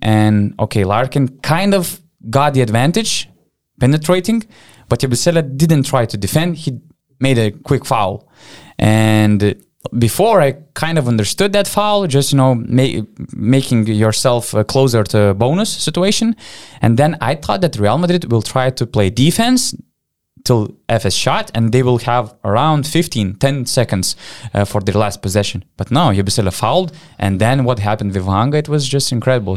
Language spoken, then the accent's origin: English; Panevėžys, Panevėžys County, Lithuania; born or raised there